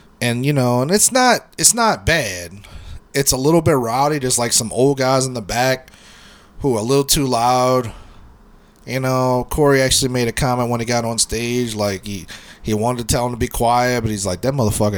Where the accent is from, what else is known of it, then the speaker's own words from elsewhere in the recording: New Orleans, Louisiana, United States; also born or lived in Orlando, Florida; I grew up on the West Bank